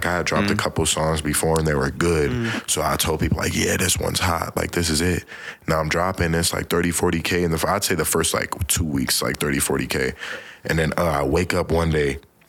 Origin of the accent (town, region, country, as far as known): Woodbury, United States; born or raised there